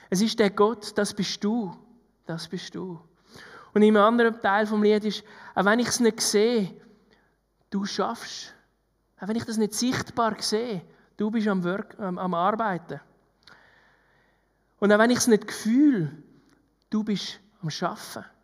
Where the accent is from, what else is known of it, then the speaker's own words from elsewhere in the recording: Switzerland; gerade wir als Schweizer, die gerne alles geplant hätten.